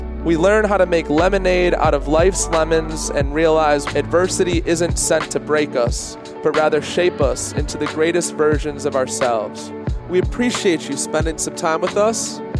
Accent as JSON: {"language": "English", "town": "Detroit", "region": "Michigan", "country": "United States", "said": "Being from Detroit"}